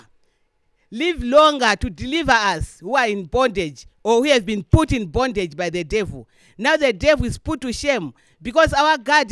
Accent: Lilongwe, Central Region, Malawi; I'm from here, Malawi.

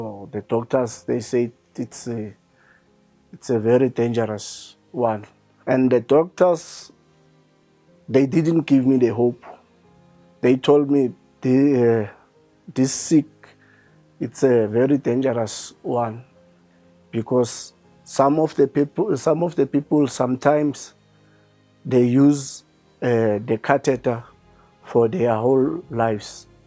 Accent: Mpumalanga, South Africa; I'm from Mpumalanga, Oorgies.

